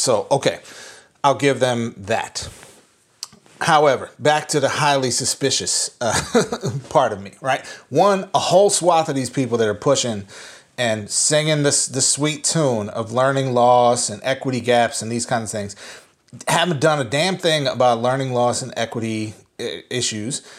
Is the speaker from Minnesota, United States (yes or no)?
yes; Minnesota, United States; moved away; I am driving home to my home state, um, to see my family that I have not seen in a year.